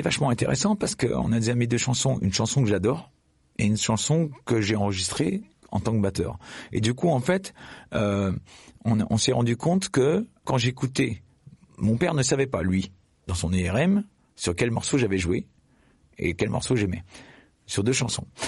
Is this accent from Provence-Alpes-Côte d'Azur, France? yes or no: no; Clermont-Ferrand, Auvergne-Rhône-Alpes, France; je suis né à Clermont-Ferrand